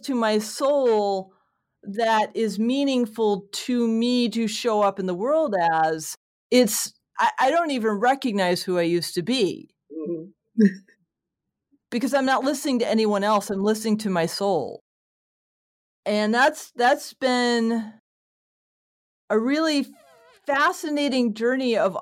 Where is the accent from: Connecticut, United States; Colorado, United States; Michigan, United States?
Connecticut, United States; I grew up in Connecticut